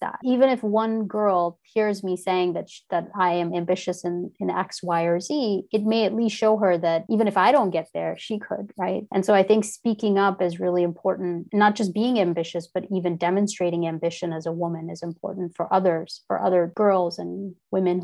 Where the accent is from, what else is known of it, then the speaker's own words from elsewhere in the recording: India; moved away; growing up in India